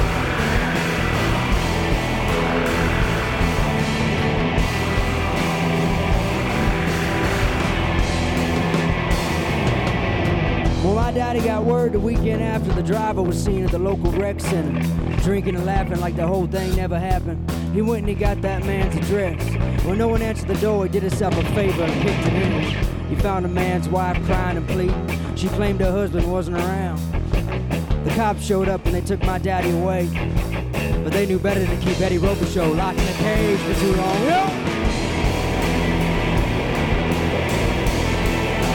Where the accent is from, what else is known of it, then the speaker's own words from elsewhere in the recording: Southern Louisiana, United States; I grew up in Southern Louisiana